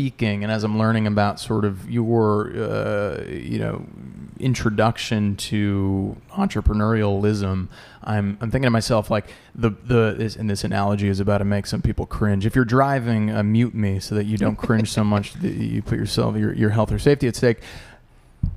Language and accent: English; New Jersey, United States; I'm from New Jersey originally